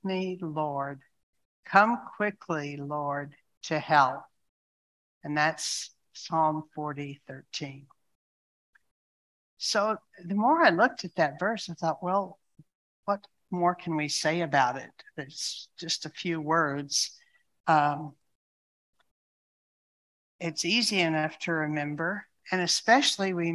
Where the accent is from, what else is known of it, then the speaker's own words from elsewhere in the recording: United States; I'm an American